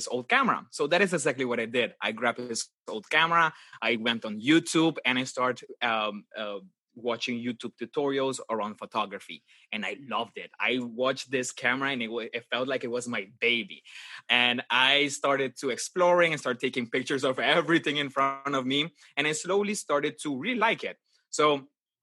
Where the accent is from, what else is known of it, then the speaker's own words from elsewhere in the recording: Aruba; now in Netherlands; I'm actually from Aruba and I was born and raised in Aruba and right now I am based in the Netherlands.